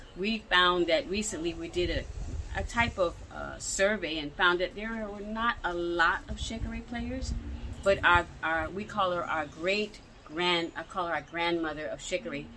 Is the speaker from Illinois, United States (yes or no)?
no; Philadelphia, Pennsylvania, United States; now in Atlanta, United States; I live now here in Atlanta. I'm born and raised in Philadelphia